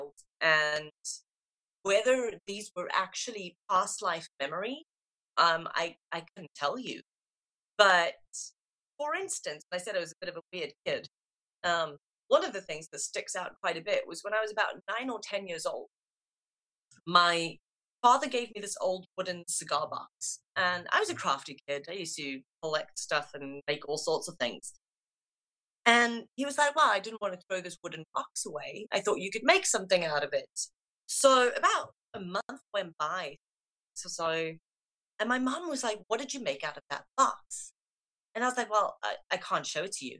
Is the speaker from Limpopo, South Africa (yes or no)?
yes; Limpopo, South Africa; accent: South African; moved away as an adult; now in United Kingdom; I grew up in South Africa, so I was really an outdoors child. We had a really nice farm up in the in the valley of the mountains, the Waterberg region.